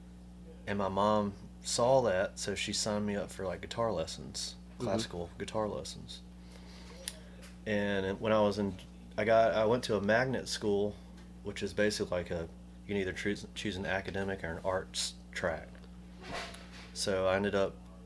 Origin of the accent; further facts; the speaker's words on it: Montgomery, Alabama, United States; moved away as an adult; also born or lived in Tuscaloosa; now in Birmingham, United States; I grew up in Montgomery. You know, born and raised